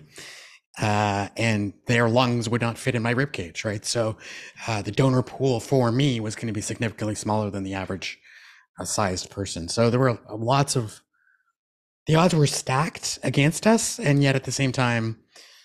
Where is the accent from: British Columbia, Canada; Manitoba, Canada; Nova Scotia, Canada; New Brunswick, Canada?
New Brunswick, Canada; Moncton; moved away as an adult; also born or lived in Toronto, Ontario; I'm from a family of six. So my three younger brothers and my mom stayed home in Moncton.